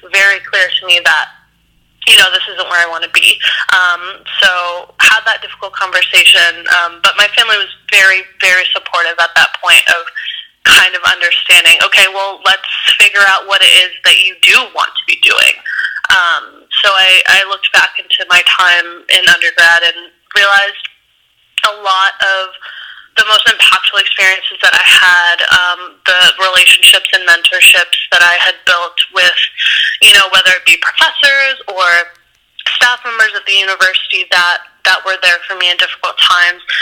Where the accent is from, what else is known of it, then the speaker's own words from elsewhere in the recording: Ohio, United States; I grew up in Ohio, so I grew up yeah. in like a um, very like conservative uh, town where you know, there was it was mainly white folks.